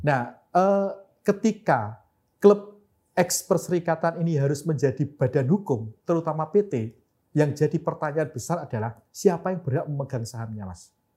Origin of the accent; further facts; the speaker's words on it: Madiun, East Java, Indonesia; klub kota saya PSM Madiun